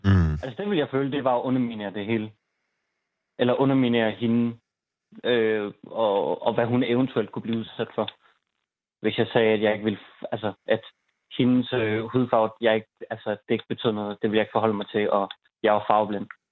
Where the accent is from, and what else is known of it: Denmark